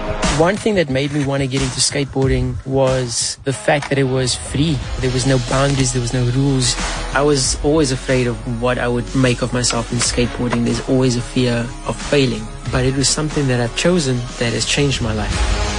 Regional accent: Cape Town, Western Cape, South Africa; Growing up in Athlone, I wanted to be an athlete.

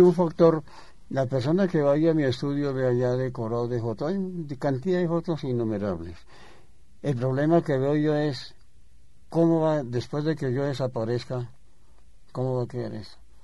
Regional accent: Bogotá, Colombia; yo soy bogotano

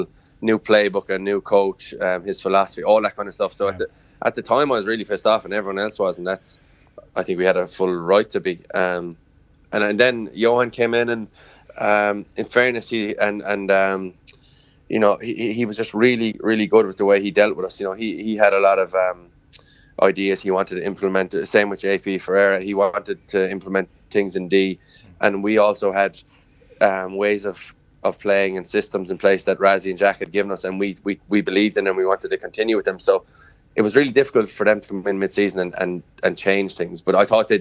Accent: Limerick, Munster, Ireland; I'm from Limerick, I'm a proud Limerick and Munster man

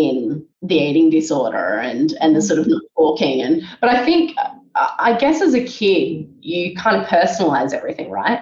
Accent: Sydney, New South Wales, Australia; So I grew up in Sydney. I grew up in Willoughby on the north side of Sydney.

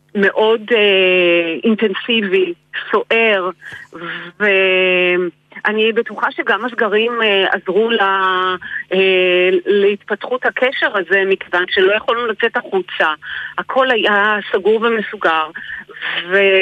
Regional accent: Israel; אני ישראלית

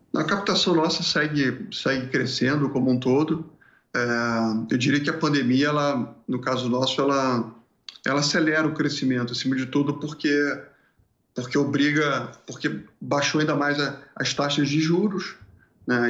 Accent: Rio de Janeiro, Brazil; moved away as an adult; also born or lived in Porto Alegre; deixa eu fugir do Rio de Janeiro porque eu não quero ficar aqui nesse nesse lugar mais onde eu, onde eu nasci

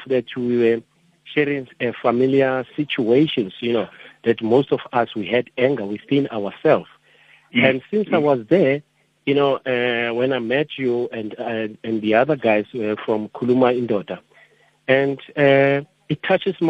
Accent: Roodepoort, Gauteng, South Africa; I was born in Roodepoort. I'm matriculated also in Roodepoort.

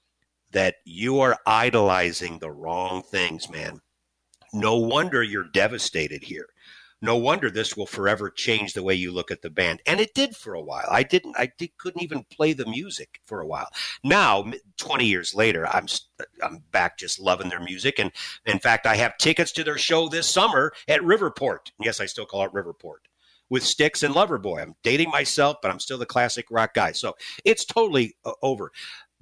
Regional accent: St. Louis, Missouri, United States; I'm from St. Louis.

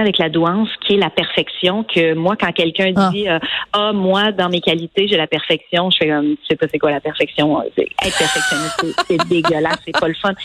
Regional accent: Montreal, Quebec, Canada; le quartier où j'ai grandi à Montréal

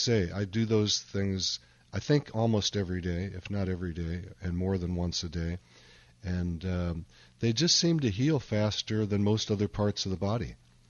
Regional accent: Chicago, Illinois, United States; Okay. My hometown.

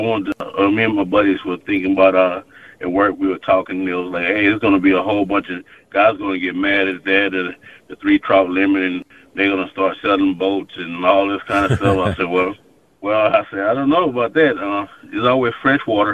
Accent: Baytown, Texas, United States; I was raised in Baytown.

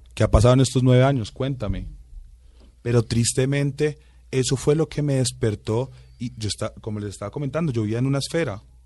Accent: Bogotá, Colombia; mis papás son guajiros, mi hermano y yo sí somos rolitos

